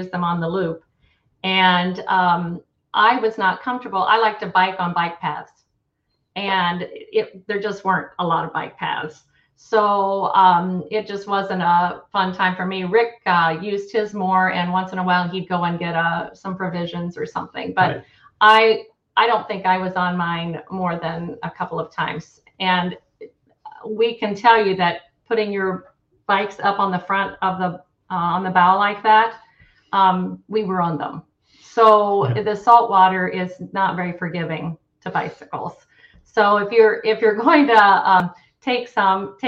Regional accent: Lafayette, Indiana, United States; now in Holland, United States; we're both from Lafayette, Indiana

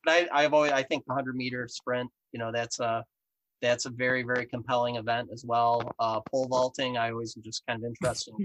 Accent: Western New York, United States; accent: Western New York; also born or lived in Rochester, New York; my accent is actually Western New York based. I live here in Rochester, New York

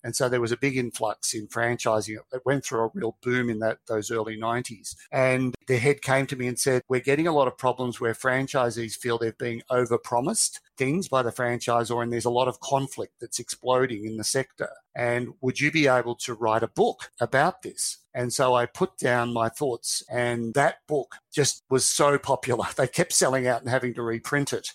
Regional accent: Australia; from Australia

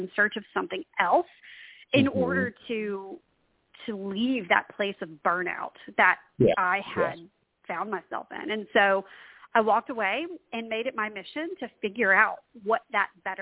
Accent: Louisiana, United States; also born or lived in Washington, D.C.; I'm from Louisiana. I live now right outside of New Orleans

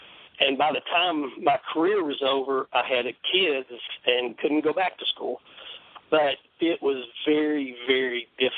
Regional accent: Knoxville, Tennessee, United States; But I was just … You know, I was from Knoxville, and University of Tennessee was everything.

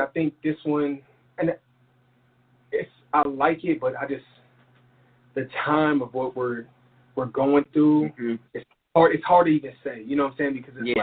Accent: El Paso, Texas, United States; also born or lived in Philadelphia; I spent a lot of time in Texas

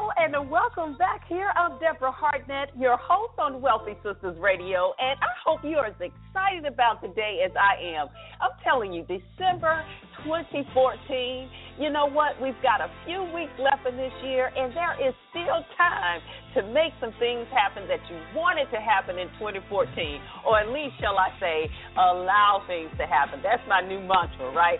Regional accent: the South, Southern United States, United States; accent: Southern; now in Washington, D.C. area, United States; I'm not from here. Proud of my Southern accent

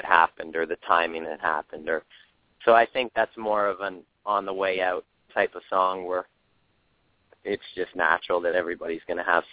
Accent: Toronto, Ontario, Canada; moved away as an adult; now in Los Angeles, United States; so close to home, being Toronto

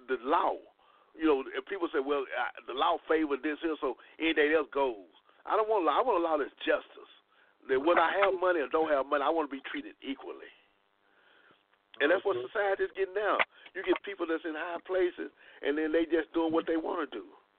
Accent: Dallas, Texas, United States; We're from Dallas now

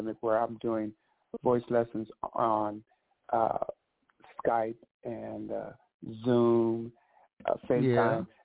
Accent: Victorville, California, United States; I am originally from Victorville, California

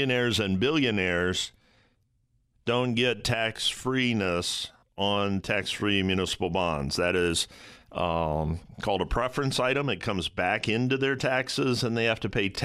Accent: Toledo, Ohio, United States; My hometown of Toledo, Ohio

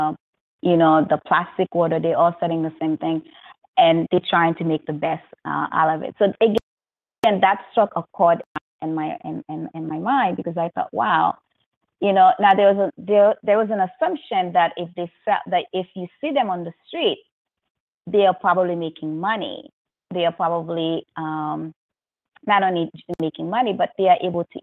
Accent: New York, United States; I'm from New York

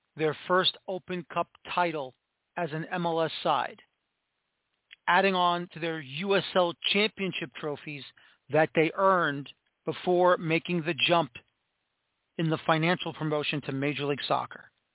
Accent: United States; we as American soccer fans and media who want to champion this sport

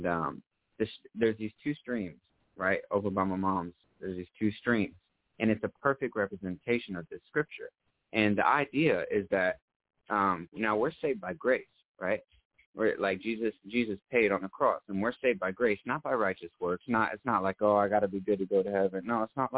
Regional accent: south of Orlando, Central Florida, United States; also born or lived in New York; From Florida. Or I was originally born in New York, but I'm from Florida. Raised in Florida.

